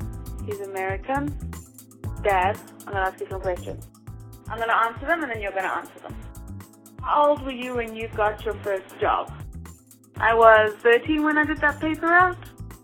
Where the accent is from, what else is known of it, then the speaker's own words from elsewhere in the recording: South Africa; now in Miami, United States; I'm 26. I live in Miami. I'm originally from South Africa